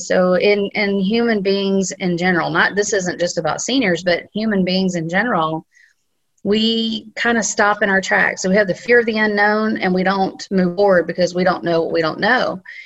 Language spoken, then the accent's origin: English; South Carolina, United States; moved away; I'm from South Carolina